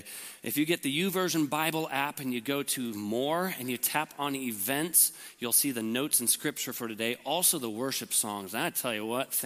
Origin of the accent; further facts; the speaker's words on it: Lincoln, Nebraska, United States; I was born in Lincoln, and had a great family